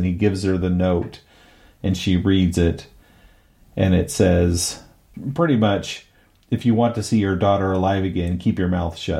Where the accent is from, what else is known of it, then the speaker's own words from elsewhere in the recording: United States; being an American watching a British film